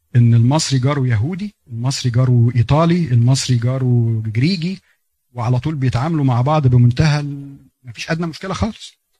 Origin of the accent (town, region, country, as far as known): Egypt